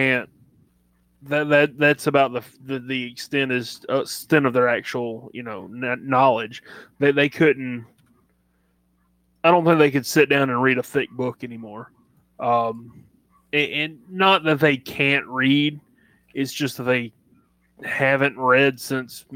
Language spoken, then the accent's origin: English; Southern United States, United States; accent: Southern; you're in my hometown